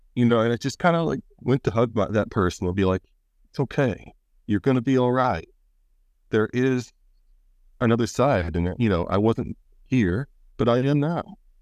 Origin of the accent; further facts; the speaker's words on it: Pennsylvania, United States; I'm from, uh, Pennsylvania and the United States